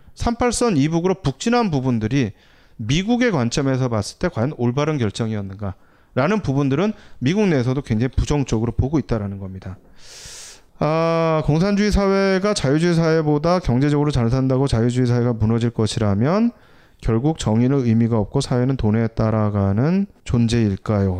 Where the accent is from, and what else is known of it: South Korea